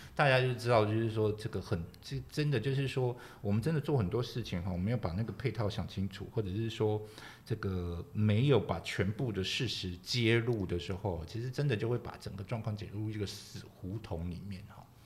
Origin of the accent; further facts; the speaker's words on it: Kaohsiung, Taiwan; 本身是高雄人，我常讲，就是以前我们，以前我们小时候有住三合院啊